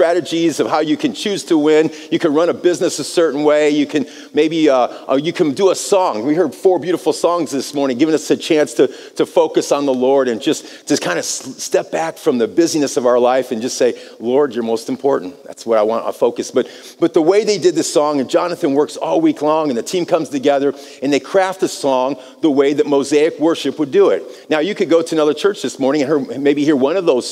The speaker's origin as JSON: {"language": "English", "country": "United States", "moved": "as an adult", "lives_now": "Brazil", "said": "I'm from America. We speak English"}